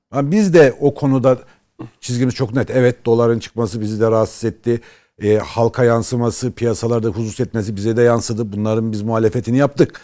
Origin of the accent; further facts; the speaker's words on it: Erzurum, Turkey; Bizim Erzurum'da